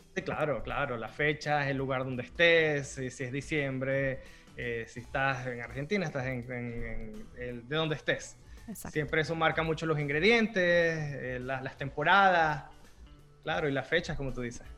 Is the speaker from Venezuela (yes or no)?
yes; Venezuela; moved away; yo crecí en Venezuela, los postres con que yo crecí me identifico muchísimo